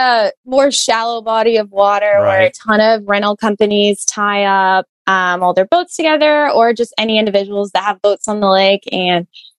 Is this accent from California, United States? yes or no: no; Austin, Texas, United States; I grew up in Lake Austin in Austin, Texas